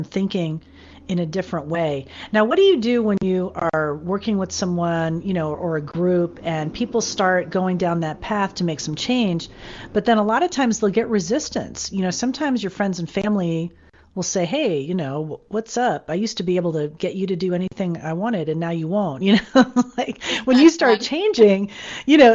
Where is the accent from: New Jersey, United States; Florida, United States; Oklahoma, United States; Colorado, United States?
Florida, United States; Fort Lauderdale; moved away as an adult; also born or lived in Texas / Austin; now in California, United States; I moved from Florida, from my hometown of Fort Lauderdale.